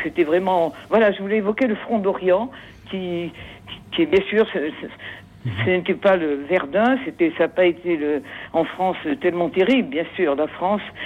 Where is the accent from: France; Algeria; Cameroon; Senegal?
Algeria; moved away; je suis née en Algérie. Je suis, je suis pied noir